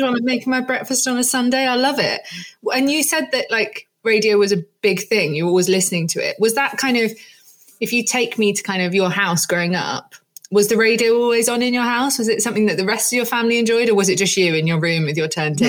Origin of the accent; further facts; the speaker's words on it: Jersey; moved away; I grew up in Jersey